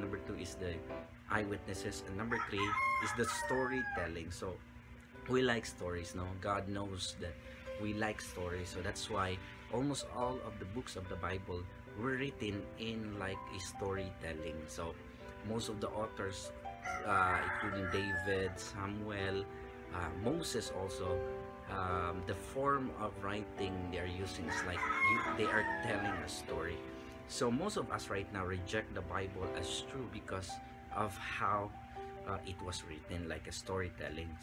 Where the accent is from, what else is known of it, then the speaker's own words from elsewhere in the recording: Philippines; our language as a Filipino